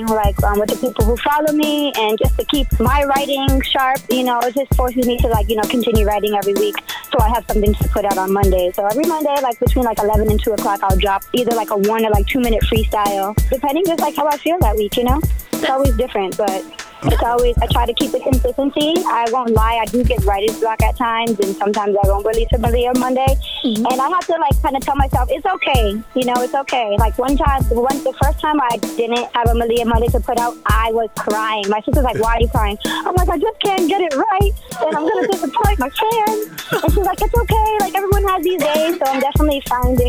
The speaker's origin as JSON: {"language": "English", "region": "Massachusetts", "country": "United States", "tie": "born or raised there", "said": "I was born and raised here in Mass my entire"}